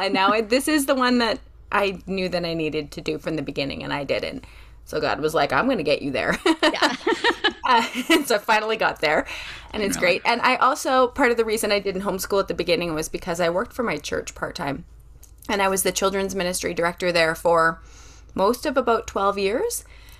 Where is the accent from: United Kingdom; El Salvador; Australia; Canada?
Canada; Western Canada; Yeah. I have a different accent. I come from Western Canada. I try not to say the word A, but if you hear it, please excuse me.